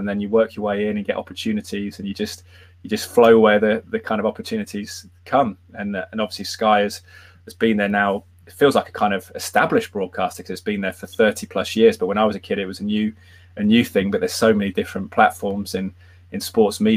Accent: Malvern, West Midlands, United Kingdom; moved away as an adult; also born or lived in Loughborough / Ohio; played a little bit semi-pro in my hometown of Malvern for Malvern Town

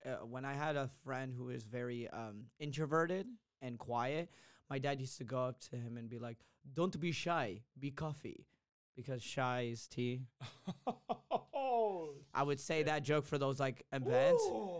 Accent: Yemen; I'll just be like, I'm from Yemen, and this is that.

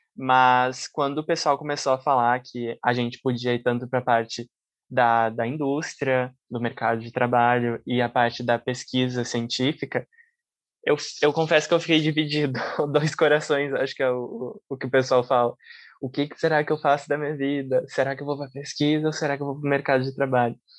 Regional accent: Caxias do Sul, Rio Grande do Sul, Brazil; now in Porto Alegre, Brazil; Eu sou natural de Caxias do Sul

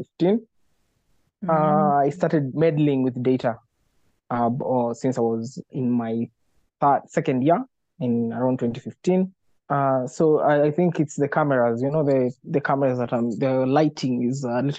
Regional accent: Nakuru, Nakuru County, Kenya; I grew up in Nakuru

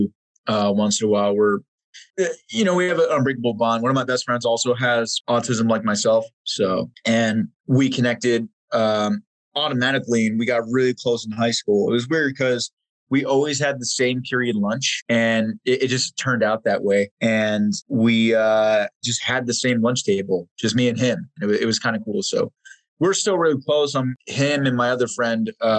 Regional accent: New Jersey, United States; I was born in New Jersey. I won't classify specifically where, but Central Jersey

